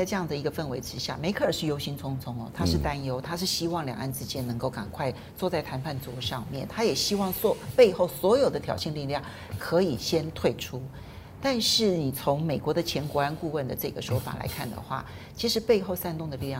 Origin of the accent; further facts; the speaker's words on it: Taiwan; 嗯、这是我们台湾人自己要先谨记的。